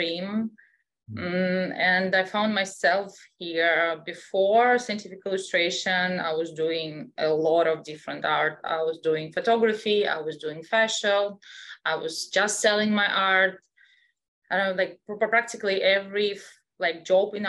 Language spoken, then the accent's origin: English; Russia; English is a second language; moved away as an adult; also born or lived in Europe; I was born in Russia, so I still have an accent